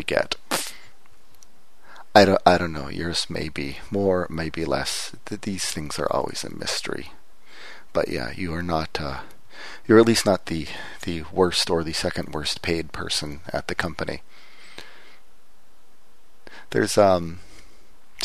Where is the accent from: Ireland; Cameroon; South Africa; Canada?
Canada; Windsor, Ontario; moved away; I was back in my hometown of Windsor, which is across the border from Detroit